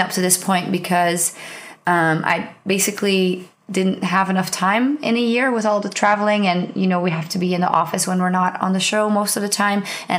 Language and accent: English; Netherlands; first language Dutch; English is a second language; And I was on stage and I was on the Dutch stream. So I was speaking in my native language for the League of Legends part